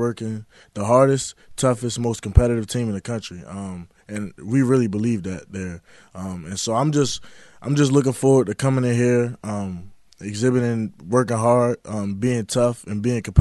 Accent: Baltimore, Maryland, United States; being a kid growing up in Baltimore

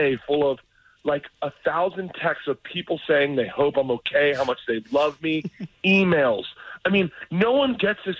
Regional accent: Tampa, Florida, United States; moved away; my buddy that I grew up with in Tampa

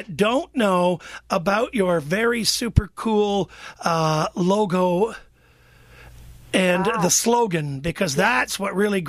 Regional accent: Niagara region, Ontario, Canada; I'm from the Niagara region. I grew up in the Niagara region.

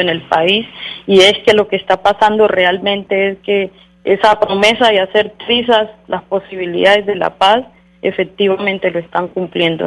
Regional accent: Colombia; como colombianos y colombianas

